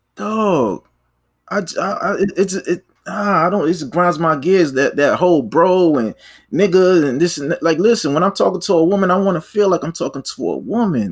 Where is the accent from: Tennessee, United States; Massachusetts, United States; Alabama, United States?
Massachusetts, United States; Boston; first language English; I'm from Boston. I'm from the Bean